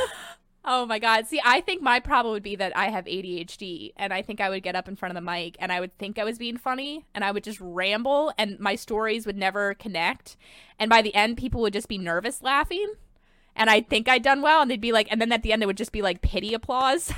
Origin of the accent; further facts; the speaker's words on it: Delaware County, Pennsylvania, United States; now in Philadelphia, United States; I'm from Delco